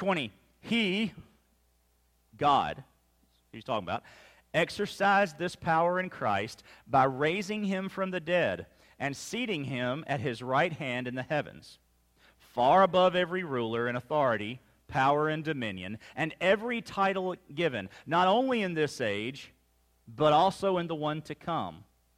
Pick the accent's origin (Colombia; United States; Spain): United States; Mississippi; Remember, I grew up in Mississippi. I grew up a Mississippi State fan.